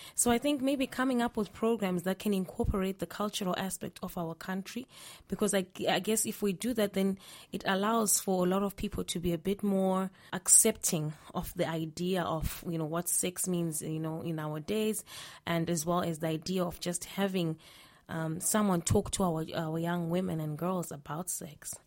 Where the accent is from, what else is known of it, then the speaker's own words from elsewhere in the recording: Zimbabwe; I'm from Zimbabwe.